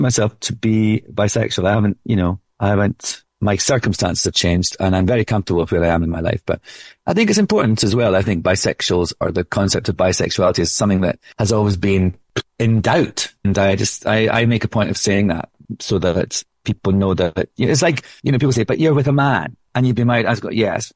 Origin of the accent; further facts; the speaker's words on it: Scotland, United Kingdom; accent: Scottish